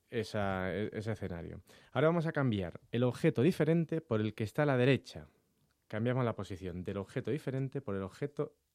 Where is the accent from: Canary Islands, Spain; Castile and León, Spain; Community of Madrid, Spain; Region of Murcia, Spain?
Canary Islands, Spain; Las Palmas; yo soy de Las Palmas, yo nací en Las Palmas, aunque parezca que no tenga mucho acento, soy de allí.